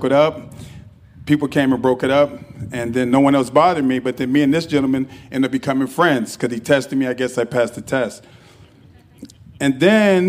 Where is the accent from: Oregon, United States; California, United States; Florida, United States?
California, United States; Los Angeles; I'm born and raised in Los Angeles, California